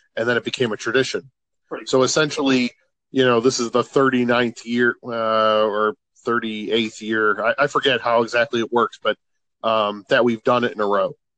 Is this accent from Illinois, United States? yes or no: yes; Chicago, Illinois, United States; moved away as an adult; since we've moved from Chicago